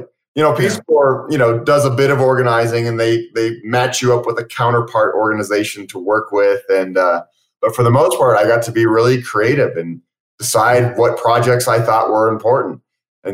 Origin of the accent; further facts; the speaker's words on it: Boulder, Colorado, United States; I grew up in Boulder, single mom, four kids.